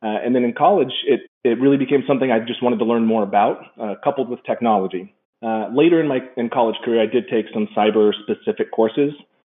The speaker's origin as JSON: {"language": "English", "country": "Saudi Arabia", "tie": "born or raised there", "said": "Growing up in Saudi Arabia, we were late to the internet game in the early 90s."}